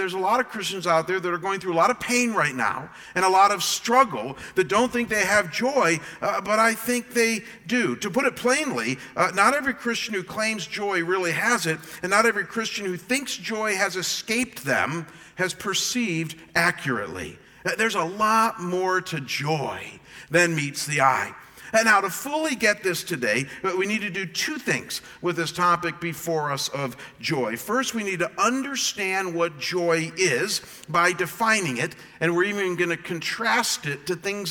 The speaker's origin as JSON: {"language": "English", "town": "Cleveland", "region": "Ohio", "country": "United States", "also_born_or_lived": "Michigan", "moved": "yes", "lives_now": "Arizona, United States", "said": "I am from Cleveland, as you guys know, and from Michigan"}